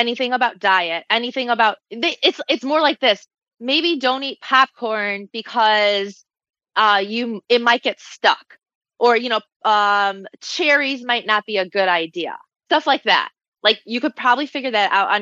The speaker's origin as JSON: {"language": "English", "region": "Michigan", "country": "United States", "also_born_or_lived": "Chicago", "moved": "as an adult", "said": "I moved back to Michigan. I'm from Michigan originally."}